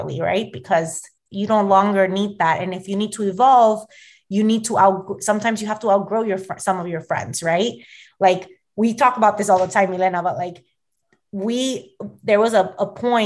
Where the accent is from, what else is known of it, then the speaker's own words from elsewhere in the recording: Miami, Florida, United States; moved away as an adult; now in New Jersey, United States; one of my best friends that I grew up with in Miami